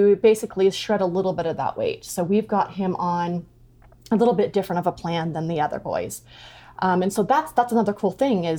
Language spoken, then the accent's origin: English; Rigby, Idaho, United States; moved away as an adult; also born or lived in Oregon; I'm originally from Rigby, but we moved back to Idaho